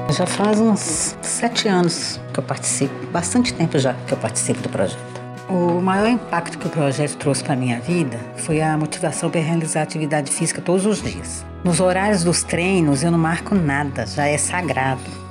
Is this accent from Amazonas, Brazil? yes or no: no; Ouro Preto, Minas Gerais, Brazil; sou de Ouro Preto, tenho 41 anos